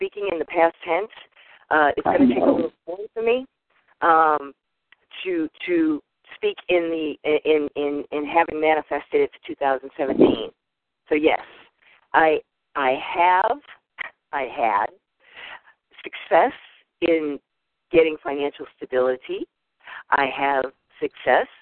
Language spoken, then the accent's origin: English; Boston, Massachusetts, United States; accent: Boston proper; also born or lived in New York / Hawaii; now in desert Southwest, United States; I was born in New York, but I was reared in Boston. So, of course, I have the Boston proper accent